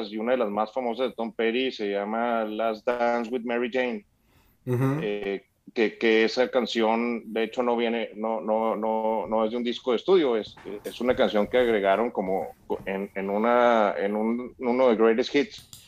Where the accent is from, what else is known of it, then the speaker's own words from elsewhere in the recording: Chihuahua, Mexico; No, somos de Chihuahua